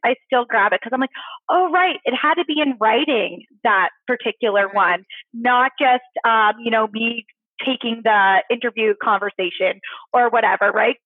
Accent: Nova Scotia, Canada; moved away; originally, I am from Nova Scotia

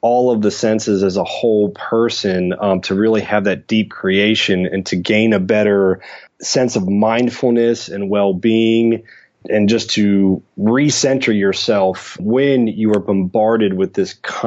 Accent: Tampa, Florida, United States; I grew up in Tampa, Florida.

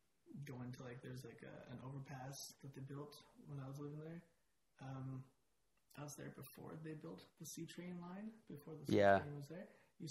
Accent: Calgary, Alberta, Canada; born or raised there

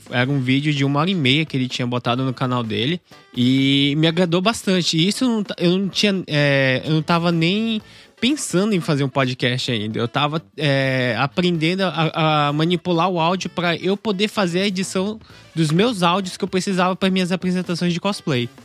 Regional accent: Brazil; aqui como brasileiro

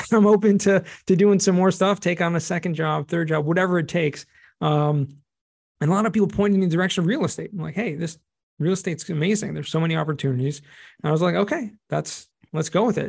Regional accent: Los Angeles, California, United States; also born or lived in San Diego / Israel; I grew up in Southern California, Los Angeles, more specifically, and went to school in San Diego

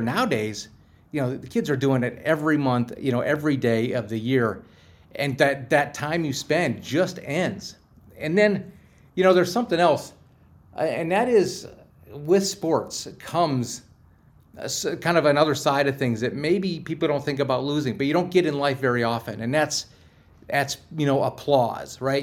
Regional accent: Pittsburgh, Pennsylvania, United States; also born or lived in Cincinnati; I'm from Pittsburgh

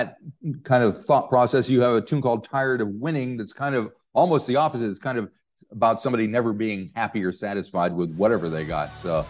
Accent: Rochester, New York, United States; I grew up in Rochester, New York, which is just south of Toronto.

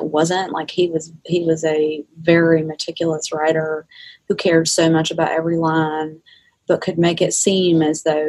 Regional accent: South Georgia, United States; I'm from South Georgia

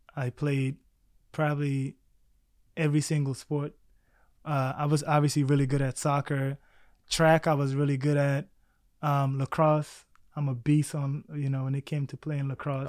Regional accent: Baltimore, Maryland, United States; English is a second language; also born or lived in South Sudan / Egypt; now in New York City, United States; growing up in Baltimore

